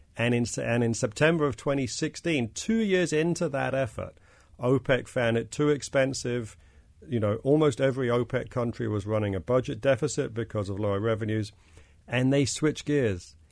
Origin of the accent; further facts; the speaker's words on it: London, United Kingdom; now in United States; this isn't where I grew up. I brought my accent with me from, from London